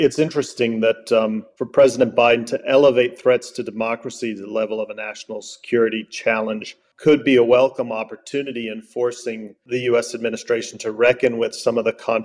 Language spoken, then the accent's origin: English; United States; speaking as an American now